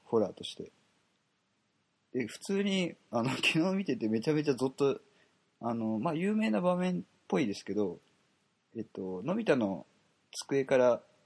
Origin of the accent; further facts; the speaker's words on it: Kobe, Hyogo, Japan; 僕と一緒の神戸出身